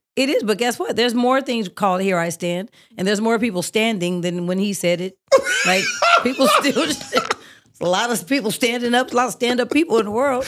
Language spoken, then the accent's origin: English; Oakland, California, United States; moved away; I'm from Oakland. We are a little aggressive